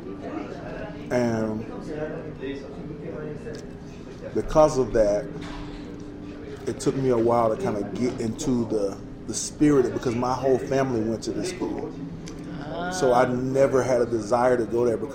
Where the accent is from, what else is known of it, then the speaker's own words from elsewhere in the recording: the South, United States; also born or lived in Alabama; we're both from the South, like, you know, we pretty much grew up the exact same way.